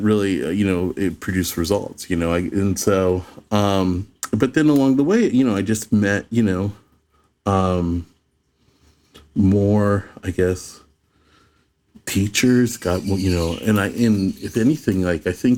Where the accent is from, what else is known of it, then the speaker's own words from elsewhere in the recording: Phoenix, Arizona, United States; I grew up in Phoenix.